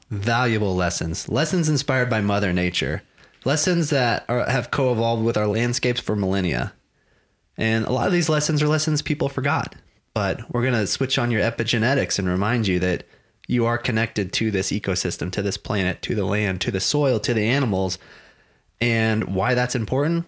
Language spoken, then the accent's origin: English; Texas, United States; I grew up in Texas. I grew up in this part of Texas. I've been here my whole life